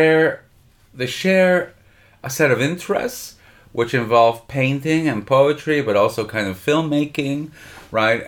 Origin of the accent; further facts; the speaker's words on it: Montreal, Quebec, Canada; moved away; where I grew up in Canada, in Montreal